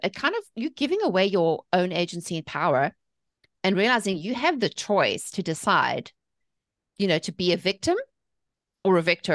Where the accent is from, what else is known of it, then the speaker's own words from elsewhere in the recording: South Africa; moved away as an adult; also born or lived in England; now in United States; I'm from South Africa. I was born and raised there.